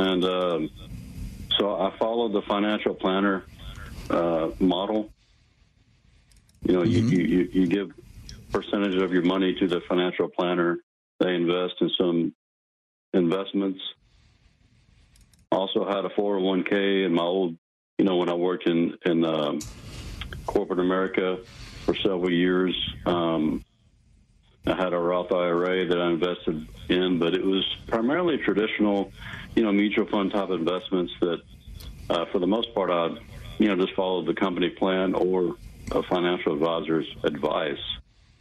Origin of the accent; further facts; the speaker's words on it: Wichita Falls, Texas, United States; moved away as an adult; also born or lived in Florida / China; I'm originally from Wichita Falls, Texas, just right down the road here in Dallas-Fort Worth. I grew up there.